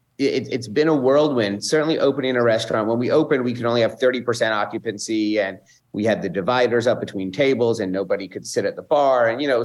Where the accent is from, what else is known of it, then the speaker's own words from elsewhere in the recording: Dallas, Texas, United States; moved away; I was born and raised in Dallas, Texas, the son of immigrants. My parents came here in the 60s and ultimately settled in Dallas, Texas, where I was born.